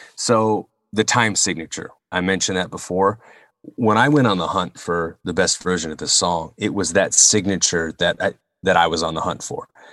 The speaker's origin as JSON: {"language": "English", "region": "Northern California", "country": "United States", "tie": "born or raised there", "said": "Growing up in Northern Calif-, C, California where I did, I lived near a, a town called Colma"}